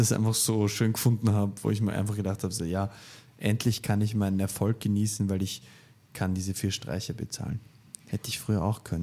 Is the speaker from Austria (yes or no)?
yes; Vienna, Austria; ich komme halt aus Wien.